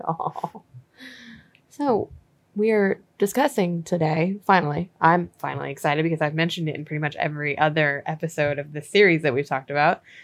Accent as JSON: {"language": "English", "country": "United States", "said": "as an American"}